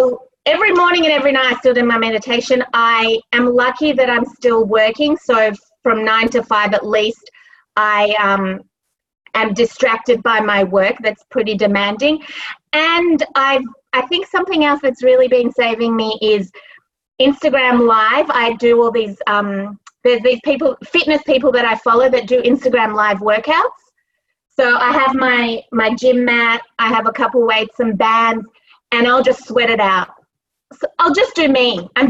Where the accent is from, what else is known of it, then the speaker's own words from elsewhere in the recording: Australia; moved away as an adult; now in New York, United States; I came all the way from Australia and moved my life to New York. And five years is not enough for me to be ready to leave.